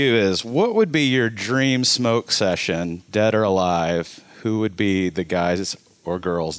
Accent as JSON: {"language": "English", "town": "Amarillo", "region": "Texas", "country": "United States", "tie": "born or raised there", "said": "I grew up in Amarillo, too far away."}